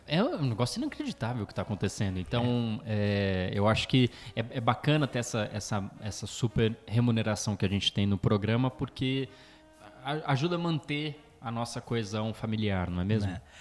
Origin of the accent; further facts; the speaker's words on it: Brazil; Falando como brasileiro